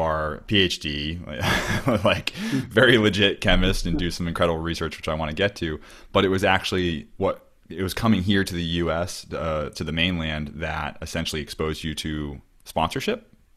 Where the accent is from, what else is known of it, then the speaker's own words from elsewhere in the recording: Cape Cod, Massachusetts, United States; moved away; growing up where I grew up on Cape Cod